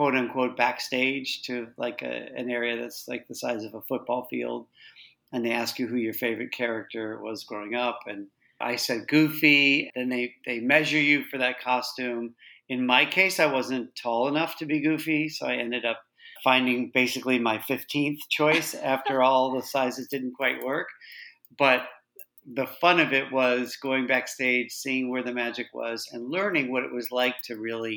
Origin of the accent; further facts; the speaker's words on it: Chicago, Illinois, United States; moved away as an adult; also born or lived in California / New York; now in London, United Kingdom; I grew up in Chicago. I do live in London now, and I'm calling you from there